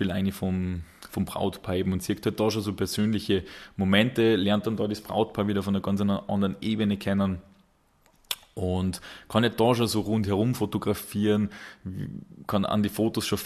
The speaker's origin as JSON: {"language": "German", "region": "Salzburg", "country": "Austria", "said": "Wobei für uns als, als Salzburger, wir dürfen da die, die nahe Grenze, sage ich jetzt noch nicht so als, als Ausland äh, bezeichnen."}